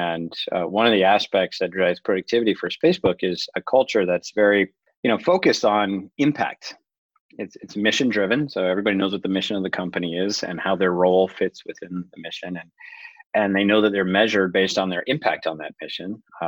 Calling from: Los Altos, California, United States; I'm calling in from Los Altos, California.

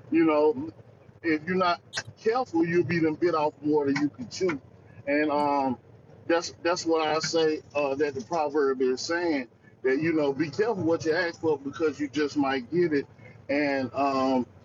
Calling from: North Carolina, United States; I'm coming from North Carolina territory.

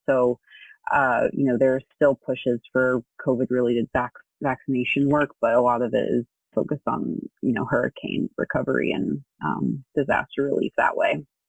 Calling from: New Orleans, Louisiana, United States; I am calling in from New Orleans, Louisiana.

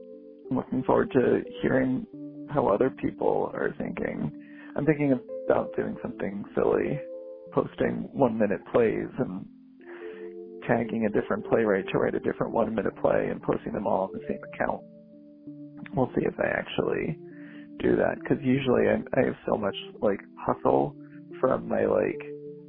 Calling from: Boston, Massachusetts, United States; I am calling from Boston.

